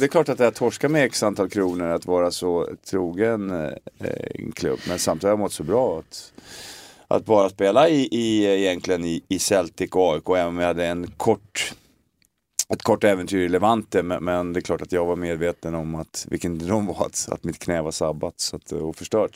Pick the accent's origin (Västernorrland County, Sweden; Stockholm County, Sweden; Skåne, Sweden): Stockholm County, Sweden; Stockholm; born or raised there; moved away as an adult; also born or lived in Glasgow